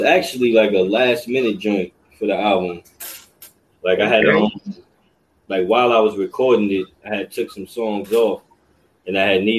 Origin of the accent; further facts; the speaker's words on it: New York City, New York, United States; I'm from the Lower East. I was born and raised in the Lower East Side of Manhattan.